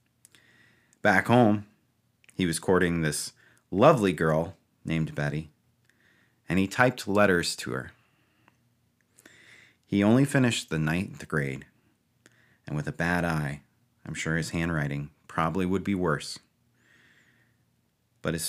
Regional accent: Ohio, United States; moved away as an adult; now in Eastern Pennsylvania, United States; I grew up in Ohio

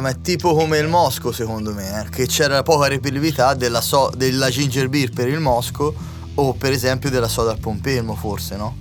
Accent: Tuscany, Italy; Noi siamo toscani

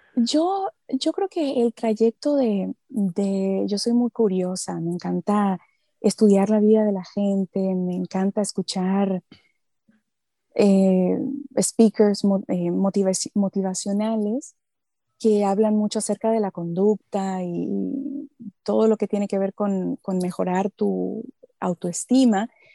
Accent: Santo Domingo, Dominican Republic; first language Spanish; moved away as an adult; now in Los Angeles, United States; nosotros los dominicanos

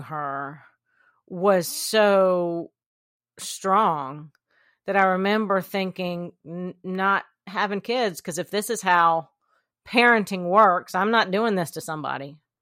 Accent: Columbia, South Carolina, United States; I am from Columbia, South Carolina

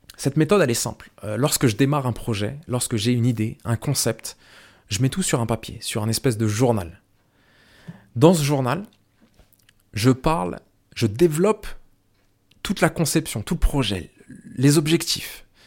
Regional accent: France; moved away as an adult; also born or lived in Ireland; je suis né en France, je suis franco-algérien

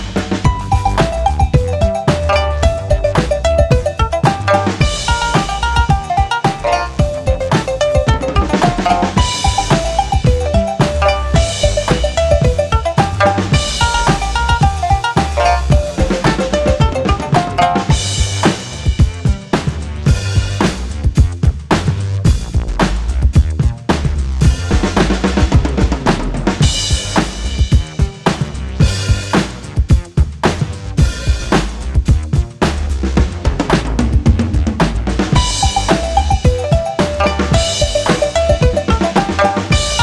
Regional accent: Dallas, Texas, United States; now in Kauai, United States; I grew up in Dallas.

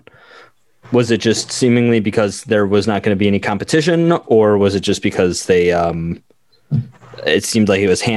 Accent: United States; as an American

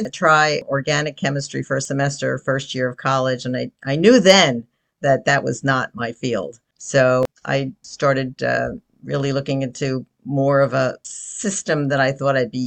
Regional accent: New Jersey, United States; also born or lived in Bronx, New York; I am from New Jersey. When I was very, very young, I was in the Bronx for a while.

